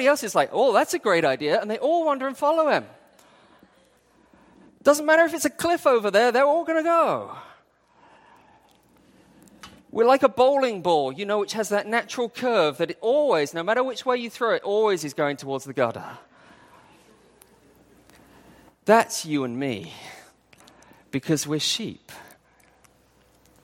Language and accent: English; England, United Kingdom; moved away as an adult; also born or lived in Wales; now in Hong Kong; I grew up in England.